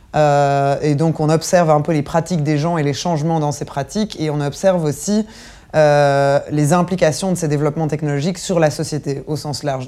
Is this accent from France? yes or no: no; Belgium; on est des Belges